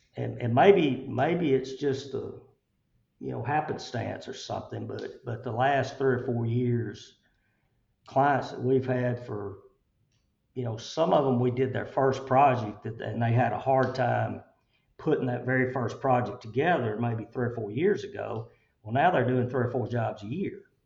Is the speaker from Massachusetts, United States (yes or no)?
no; Chelsea, Alabama, United States; I grew up in Chelsea